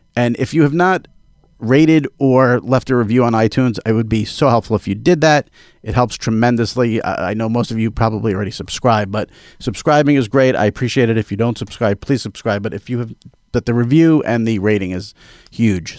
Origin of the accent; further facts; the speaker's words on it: New York, United States; I'm a New Yorker.